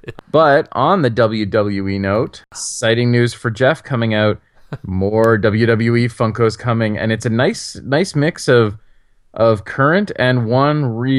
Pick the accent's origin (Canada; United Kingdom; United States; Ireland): Canada; As a Canadian